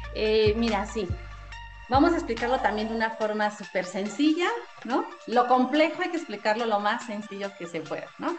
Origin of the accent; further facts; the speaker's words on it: Mexico City, Mexico; soy de aquí de la Ciudad de México